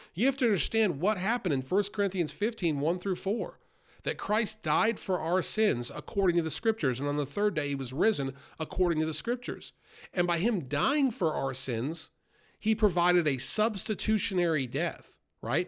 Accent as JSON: {"language": "English", "region": "New York", "country": "United States", "tie": "born or raised there", "moved": "yes", "said": "I grew up in New York outside the city in a very worldly environment"}